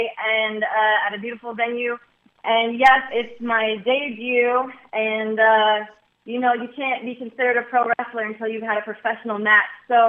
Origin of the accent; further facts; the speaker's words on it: Midwest, United States; I come from the Midwest. I come from a very family-oriented town